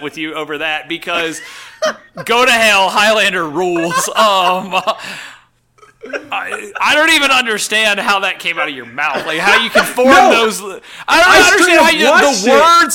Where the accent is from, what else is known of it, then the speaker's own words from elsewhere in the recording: Charleston, United States; I was growing up in Charleston